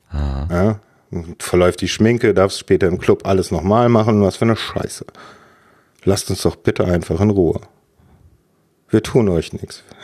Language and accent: German; West Germany, Germany; ich bin im Westen groß geworden, meistens auf Dörfern, nie sehr lange in äh, an einem Ort gewesen.